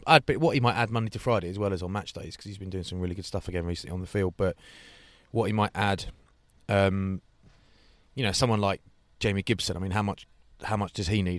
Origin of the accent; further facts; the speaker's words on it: England, United Kingdom; as an Englishman